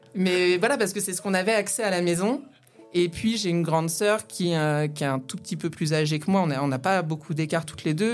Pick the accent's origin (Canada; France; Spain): France; Aube countryside, near Troyes, Grand Est; moved away; also born or lived in Nancy; je suis née euh, pas très loin de Troyes. J'ai grandi dans la campagne auboise avec mon papa, ma maman, ma grande sœur